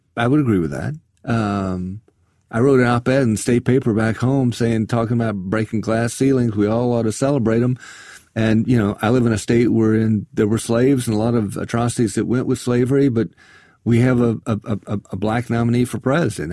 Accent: South Carolina, United States; I come from South Carolina

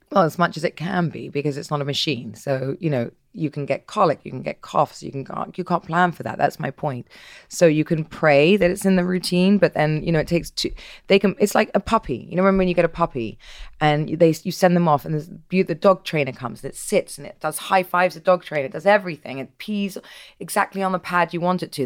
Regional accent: England, United Kingdom; I'm English

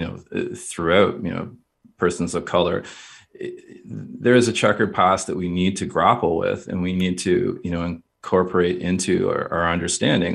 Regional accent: Kingston, Ontario, Canada; I grew up in Kingston, Ontario.

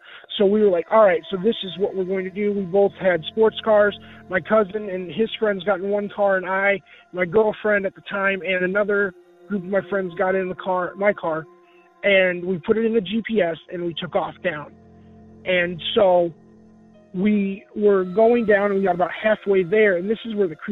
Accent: Rockford, Illinois, United States; I'm from Rockford, Illinois

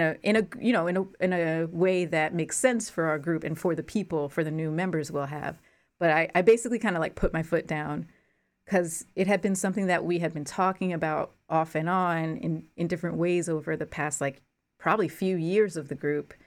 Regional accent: Newark, New Jersey, United States; I grew up in New Jersey

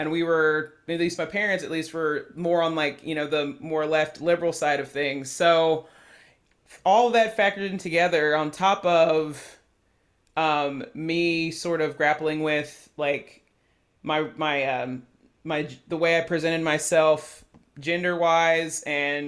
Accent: Chattanooga, Tennessee, United States; I grew up in the suburbs in Chattanooga, so we lived in like East Brainerd

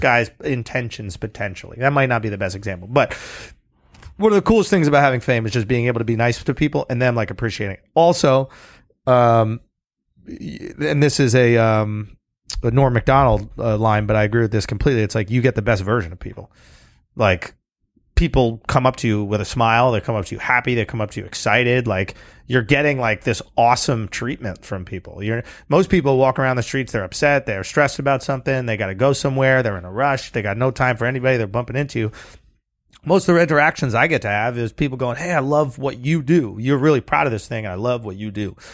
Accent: New York, United States; I grew up in New York

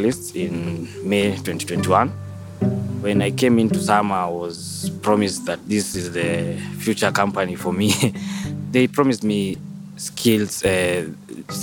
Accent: Nairobi, Kenya; I was born in Nairobi, in Kilimani Estate

